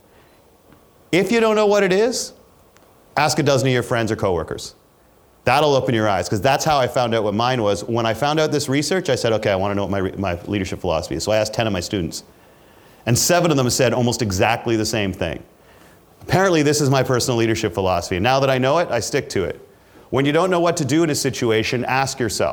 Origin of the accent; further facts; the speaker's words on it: Canada; I'm Canadian